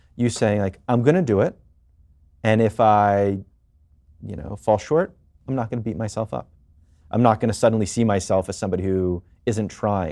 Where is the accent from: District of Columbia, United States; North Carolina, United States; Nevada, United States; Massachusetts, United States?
District of Columbia, United States; Washington; now in New York, United States; I was born and raised in D C